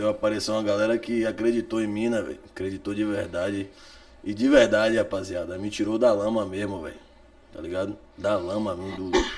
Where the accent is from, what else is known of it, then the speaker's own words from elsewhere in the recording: Salvador, Bahia, Brazil; também sou de Cajazeiras